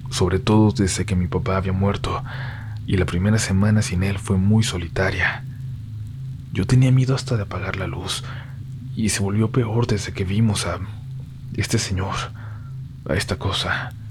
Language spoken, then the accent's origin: Spanish; San Luis Potosí, Mexico; soy de San Luis Potosí.